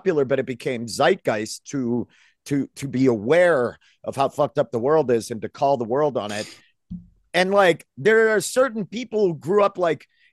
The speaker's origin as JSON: {"language": "English", "region": "Maine", "country": "United States", "tie": "born or raised there", "said": "I grew up in Maine"}